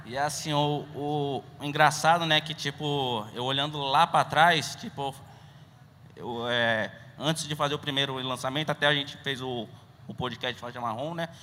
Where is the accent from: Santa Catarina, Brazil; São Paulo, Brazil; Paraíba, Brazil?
São Paulo, Brazil; Eu sou aqui de São Paulo mesmo